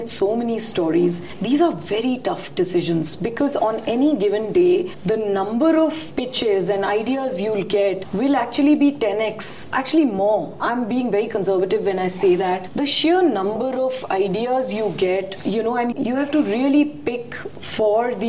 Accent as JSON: {"language": "English", "country": "India", "said": "very proud as an Indian"}